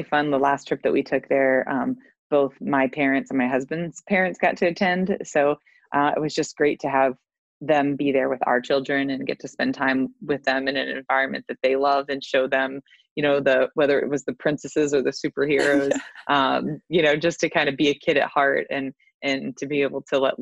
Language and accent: English; Maryland, United States; moved away as an adult; also born or lived in Nashville, Tennessee; I grew up in Maryland, and then went to school in Nashville, Tennessee